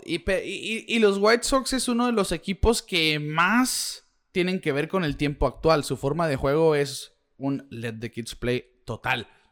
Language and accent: Spanish; Mexico; uno como mexicano